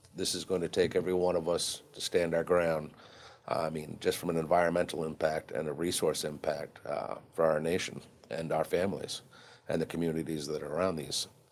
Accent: Harpswell, Maine, United States; I'm from Harpswell, Maine

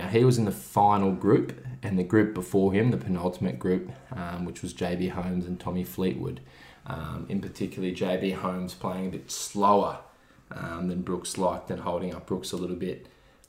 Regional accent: Australia; not a great showing from the Aussies, with three missing the cut out of four. So Jason Day, Adam Scott, Mark Leishman, three of our best golfers currently

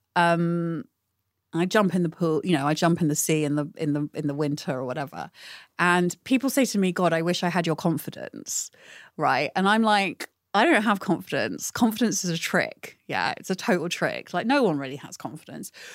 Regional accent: United Kingdom; growing up in Britain

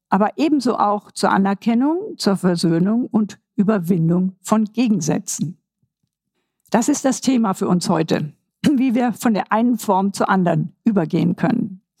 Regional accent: Vienna, Austria; Ich verweise hier mal als ein Wiener, als eine Wiener Referenz auf das Denkmal von Dr. Karl Lueger.

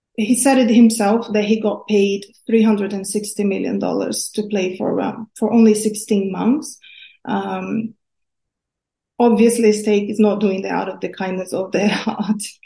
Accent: Brazil; now in United Kingdom; I grew up in Brazil where gambling is mostly illegal

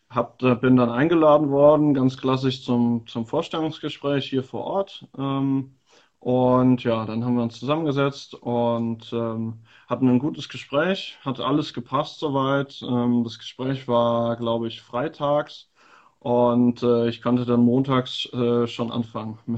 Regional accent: Eifel, Germany; born there; äh, bin 24 Jahre alt, gebürtig aus der Eifel und jetzt seit zwei Jahren dabei beim FSV Frankfurt.

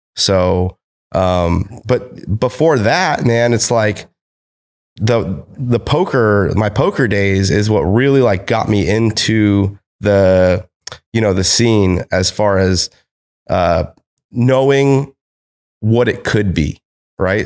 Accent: United States; I'm American.

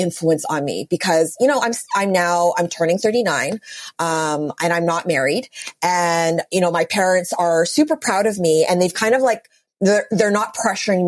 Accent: Vancouver, British Columbia, Canada; moved away as an adult; also born or lived in New York City; born and raised in Vancouver, and all of my friends here are married with children

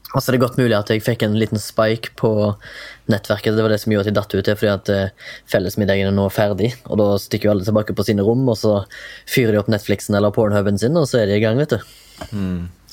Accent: Haugesund, Rogaland, Norway; now in Oslo, Norway; kommer fra Haugesund, bor i Oslo

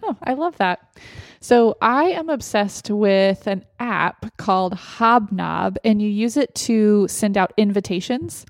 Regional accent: Austin, Texas, United States; now in Gilbert, United States; from my hometown of Austin

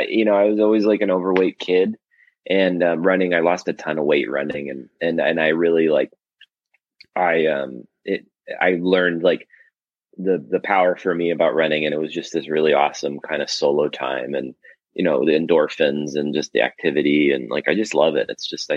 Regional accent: Los Angeles, California, United States; also born or lived in Toronto, Canada; I grew up in Los Angeles. I was born in Toronto, but I've been in LA since I was like a little kid, like two.

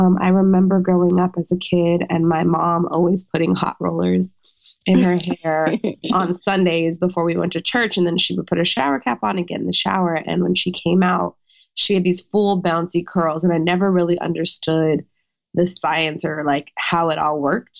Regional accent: Orange County, California, United States; moved away; California native. Yes. I grew up in Orange County.

